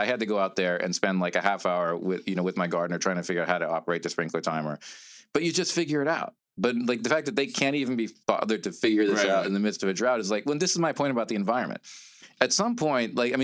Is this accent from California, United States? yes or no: yes; Los Angeles, California, United States; also born or lived in Japan; Born in Japan and spent my formative years in Pacific Palisades, California, where I live now